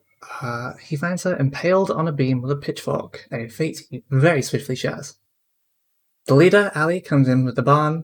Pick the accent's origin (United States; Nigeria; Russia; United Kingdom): United Kingdom; England; I'm English